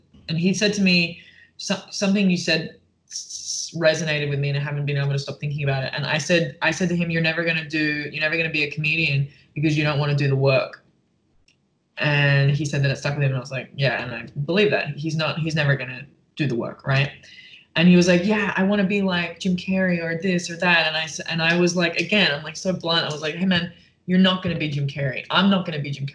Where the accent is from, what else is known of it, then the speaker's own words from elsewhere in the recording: Perth, Western Australia, Australia; also born or lived in Melbourne, Australia / London, United Kingdom; now in United States; I'm from Perth, which is the left. I lived in Melbourne, which is on the right.